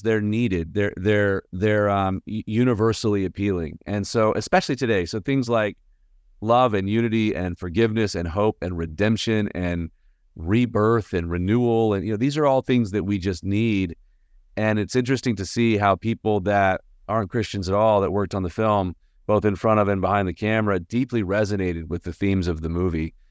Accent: Birmingham, Alabama, United States; now in Nashville, United States; I live in Nashville, Tennessee. Um, I was born and raised in Birmingham, Alabama

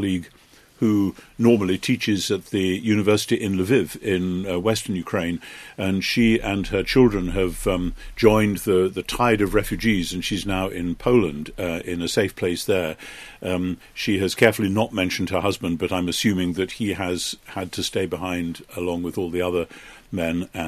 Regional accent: United Kingdom

